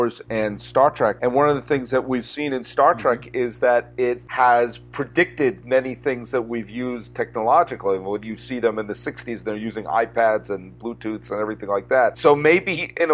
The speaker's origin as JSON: {"language": "English", "region": "Massachusetts", "country": "United States", "tie": "born or raised there", "said": "I grew up in Massachusetts"}